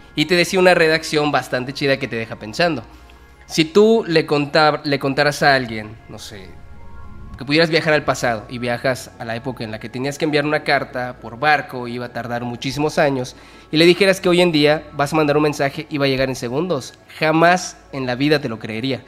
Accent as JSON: {"language": "Spanish", "region": "Yucatán", "country": "Mexico", "said": "somos de Yucatán"}